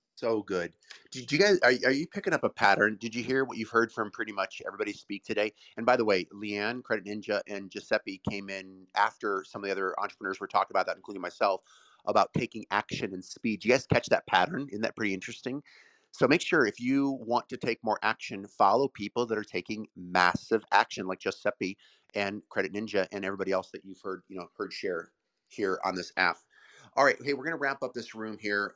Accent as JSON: {"language": "English", "town": "Brecksville", "region": "Ohio", "country": "United States", "tie": "born or raised there", "said": "I grew up in Brecksville, Ohio"}